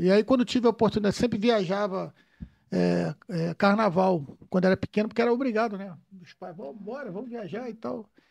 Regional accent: Rio de Janeiro, Brazil; nasci, nascido e criado lá em Vila Isabel

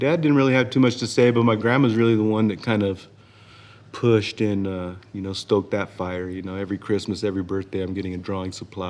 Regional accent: San Jose, California, United States; also born or lived in Sacramento / New Orleans; Born in Sacramento in 75, but I grew up my whole life here in San Jose.

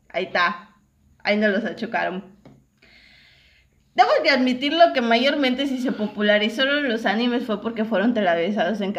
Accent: Yucatán, Mexico; also born or lived in Ciudad del Carmen, Campeche; nosotros somos aquí de, de Yucatán. Eh, yo, no, yo no vivía aquí en Yucatán, yo vivía en, en Ciudad del Carmen, Campeche. Imagínense, estaba yo en otro estado.

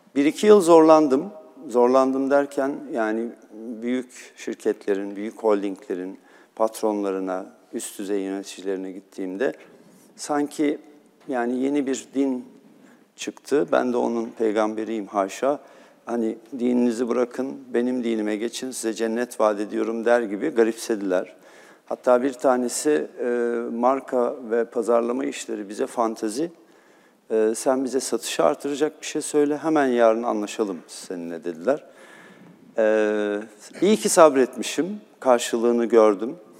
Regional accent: Istanbul, Turkey; also born or lived in Cairo, Egypt; Bizim çocukluğumuz da Erenköy'de geçti.

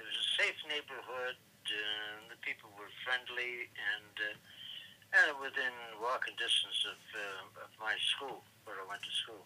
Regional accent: Quebec City, Quebec, Canada; first language English; also born or lived in Guernsey / Switzerland / Montreal; started in the Channel Islands and the island of Guernsey, some of it in Switzerland, and most of my growing up years were in Quebec City.

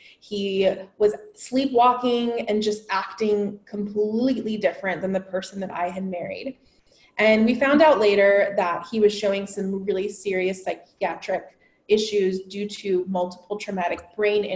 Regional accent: San Diego, California, United States; I am originally from San Diego, California. I was a local girl

